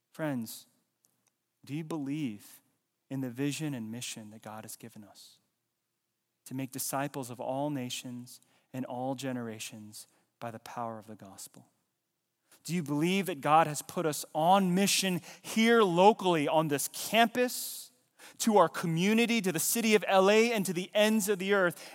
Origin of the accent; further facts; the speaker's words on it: Fayetteville, North Carolina, United States; I was born in the U S. I was born in Fayetteville, Nor-, North Carolina.